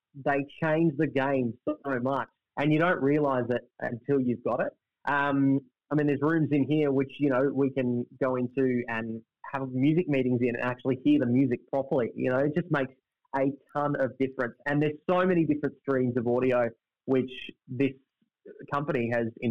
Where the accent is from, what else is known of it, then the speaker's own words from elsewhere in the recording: Melbourne, Victoria, Australia; now in Brisbane, Australia; I grew up in Melbourne. For all intents and purposes, I'm a Melbourne kid